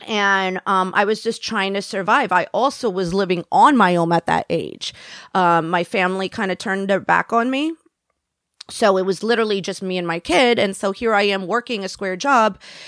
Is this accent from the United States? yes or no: yes; Florida, United States; I was raised down in Florida.